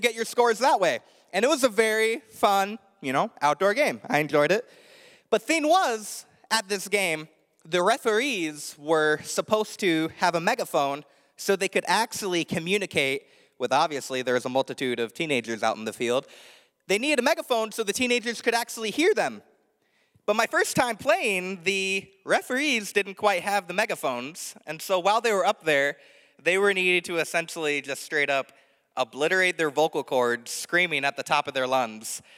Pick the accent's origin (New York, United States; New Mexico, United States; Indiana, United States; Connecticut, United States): Indiana, United States; moved away; I grew up in Indiana, the land of corn